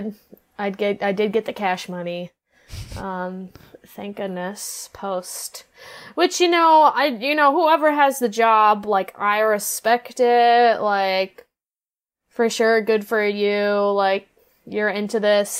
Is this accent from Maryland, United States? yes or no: no; Norwalk, Iowa, United States; also born or lived in Nashville, Tennessee; I'm from Norwalk, Iowa.